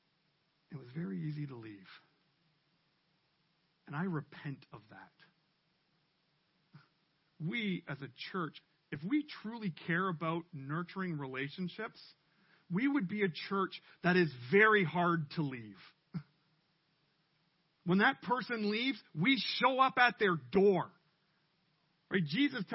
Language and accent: English; Canada; we're too Canadian